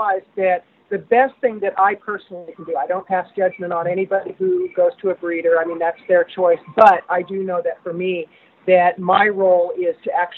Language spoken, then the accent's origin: English; Oregon, United States; I'm from Oregon